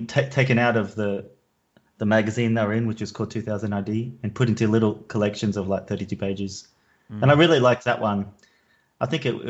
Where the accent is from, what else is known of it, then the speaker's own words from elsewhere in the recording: Logan, Queensland, Australia; moved away as an adult; also born or lived in Brisbane, Australia; now in Amsterdam, Netherlands; I'm from Brisbane originally, but I actually live in Amsterdam. I moved to Amsterdam about 10 years ago.